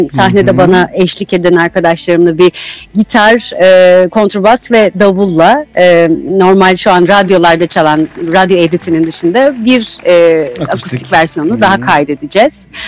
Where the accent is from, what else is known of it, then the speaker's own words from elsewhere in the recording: İzmir, Turkey; bir İzmirliyim.